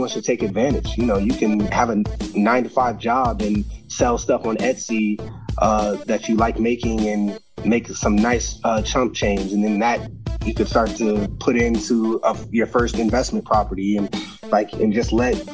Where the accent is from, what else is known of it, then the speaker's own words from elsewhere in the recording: Arizona, United States; my hometown